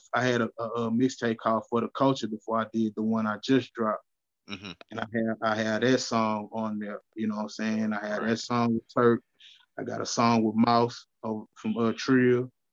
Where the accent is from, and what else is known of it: Houston, Texas, United States; born or raised there; also born or lived in Louisiana